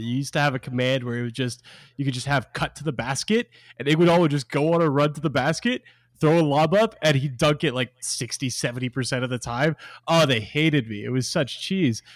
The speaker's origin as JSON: {"language": "English", "town": "Portland", "region": "Oregon", "country": "United States", "tie": "born or raised there", "said": "Portland, my, my hometown"}